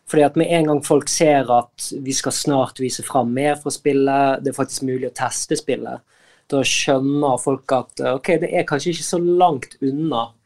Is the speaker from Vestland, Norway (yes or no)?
yes; Askøy, Vestland, Norway; vi er jo fra Askøy, altså Bergen, og der har det jo vært vinter i hele sommer.